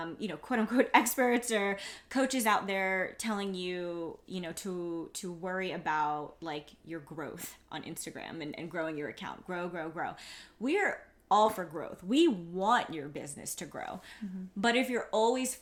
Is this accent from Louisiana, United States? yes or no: no; New York City, New York, United States; I'm from Queens